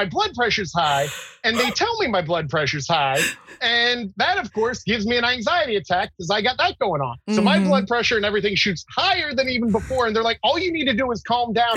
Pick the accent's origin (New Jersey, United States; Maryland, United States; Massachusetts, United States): New Jersey, United States; from New Jersey